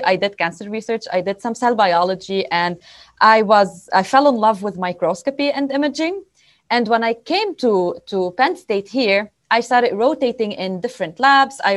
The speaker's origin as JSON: {"language": "English", "country": "Lebanon", "also_born_or_lived": "Beirut", "moved": "as an adult", "lives_now": "Pennsylvania, United States", "said": "I come from Lebanon. That is my home country."}